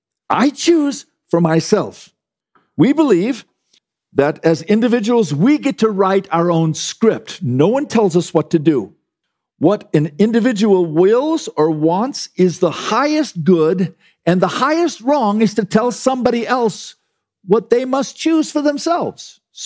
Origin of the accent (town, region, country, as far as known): United States